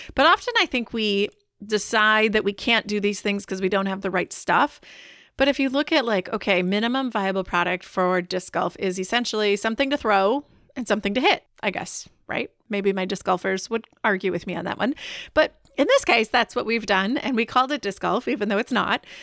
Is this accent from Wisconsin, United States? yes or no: yes; Wisconsin, United States; I am from Wisconsin